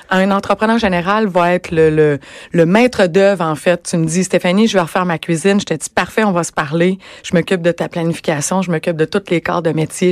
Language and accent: French; Rimouski, Quebec, Canada; moved away as an adult; now in Montreal, Canada; je suis originaire de Rimouski moi